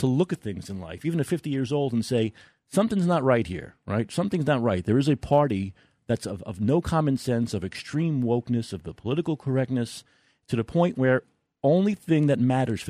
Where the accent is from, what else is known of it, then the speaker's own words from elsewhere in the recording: New York City, New York, United States; also born or lived in Staten Island; I'm a guy from New York, I'm a kid from Brooklyn, I lived on, like you, I lived on Staten Island for 20 years.